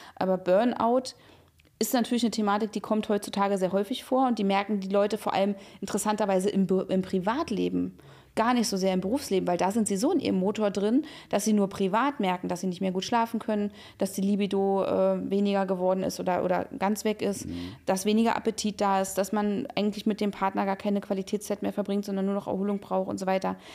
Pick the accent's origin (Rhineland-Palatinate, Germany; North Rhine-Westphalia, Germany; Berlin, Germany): Berlin, Germany; ich bin ja also in Berlin aufgewachsen